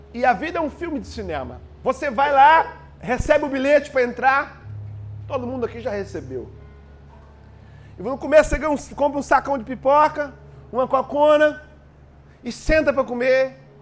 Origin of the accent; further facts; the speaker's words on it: Brazil; moved away; Eu já tive a experiência de morar fora do Brasil